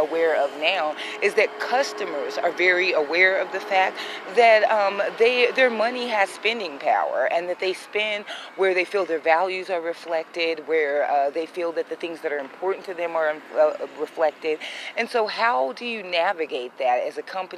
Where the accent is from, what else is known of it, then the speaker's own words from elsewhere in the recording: United States; I'm a black woman that was born and raised in the United States